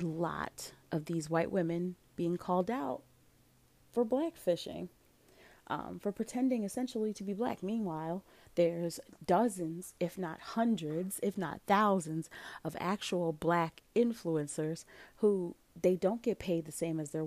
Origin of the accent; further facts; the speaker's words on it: Philadelphia, Pennsylvania, United States; my hometown of Philadelphia